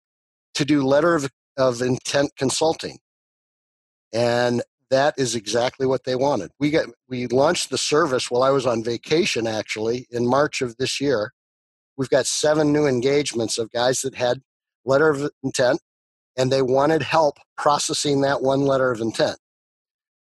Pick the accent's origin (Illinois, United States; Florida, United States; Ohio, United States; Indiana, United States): Illinois, United States; Chicago; growing up in the Chicago area